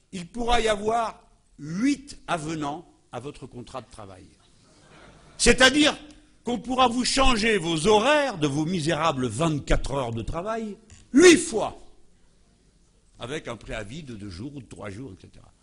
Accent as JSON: {"language": "French", "country": "France", "said": "je suis français."}